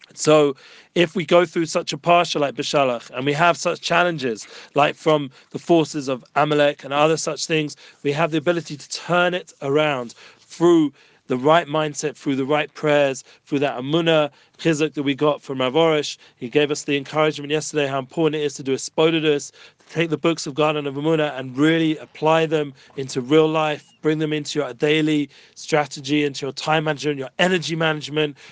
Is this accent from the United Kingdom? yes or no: yes; England, United Kingdom; now in Jerusalem, Israel; I'm from England, so we're somewhat used to the cold